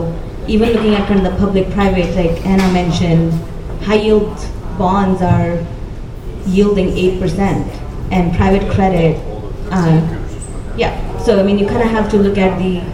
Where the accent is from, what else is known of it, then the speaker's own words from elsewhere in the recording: India; I grew up in India